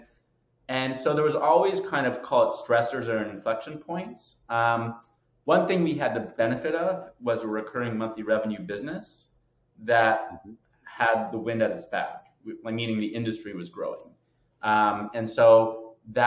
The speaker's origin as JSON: {"language": "English", "country": "Canada", "tie": "born or raised there", "moved": "yes", "lives_now": "United States", "said": "Born and raised as a Canadian, now living in the States"}